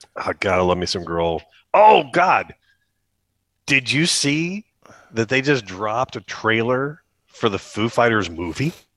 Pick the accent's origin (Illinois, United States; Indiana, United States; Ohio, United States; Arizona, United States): Ohio, United States; Akron; now in Canton, United States; I grew up in Akron for the most part. I've just been down in Canton for twenty seven-ish years now